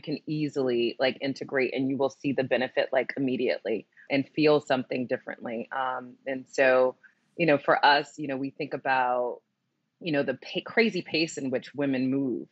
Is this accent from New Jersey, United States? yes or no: yes; New Jersey, United States; I grew up in New Jersey, and I totally was a mall kid